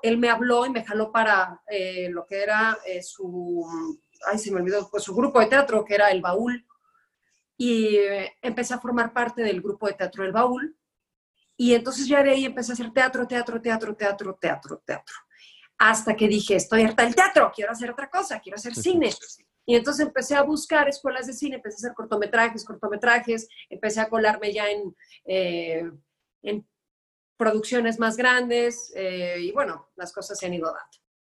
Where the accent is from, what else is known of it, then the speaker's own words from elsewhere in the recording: Guadalajara, Jalisco, Mexico; moved away as an adult; now in Mexico City, Mexico; yo soy tapatía, eh, estuve allá 29 años de mi vida